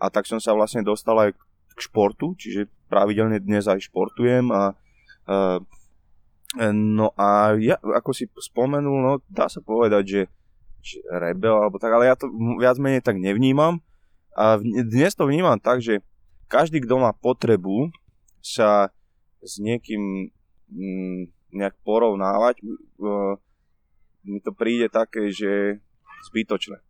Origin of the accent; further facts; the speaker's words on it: Nitra, Nitra Region, Slovakia; od malička, tým, že som vyrastal na Klokočine, na sídlisku uh, v Nitre